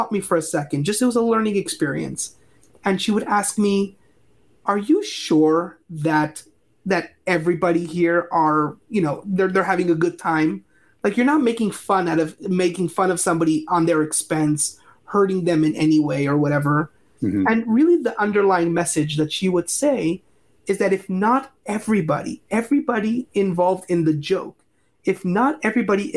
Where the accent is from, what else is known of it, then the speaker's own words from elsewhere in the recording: Montreal, Quebec, Canada; also born or lived in California; now in Asheville, United States; So I'm originally from Montreal, Canada, and I lived in California for just about a decade or so.